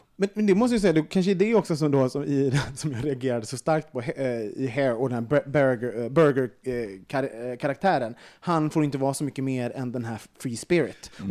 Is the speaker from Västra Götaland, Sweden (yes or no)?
yes; Gothenburg, Västra Götaland, Sweden; jag är från Göteborg